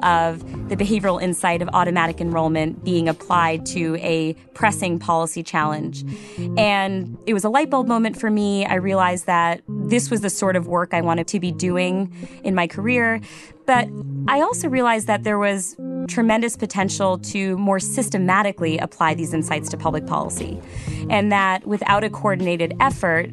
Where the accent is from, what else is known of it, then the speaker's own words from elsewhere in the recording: Cheshire, Connecticut, United States; I grew up in Cheshire, Connecticut